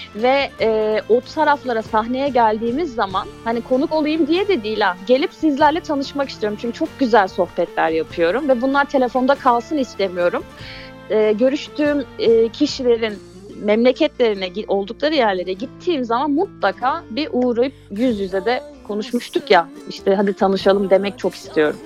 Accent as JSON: {"language": "Turkish", "region": "Mediterranean Region", "country": "Turkey", "also_born_or_lived": "Mersin", "said": "Ben Akdenizliyim."}